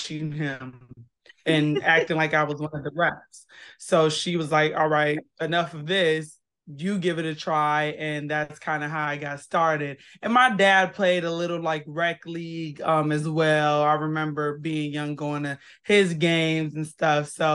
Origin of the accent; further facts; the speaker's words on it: Kenosha, Wisconsin, United States; moved away as an adult; I am born and raised in Kenosha, Wisconsin. Been in a lot of states, but that's my hometown.